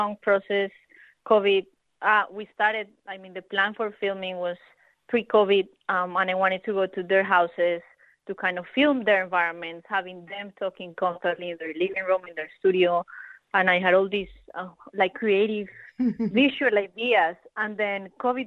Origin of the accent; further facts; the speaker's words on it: Colombia; now in Melbourne, Australia; I'm from Colombia as well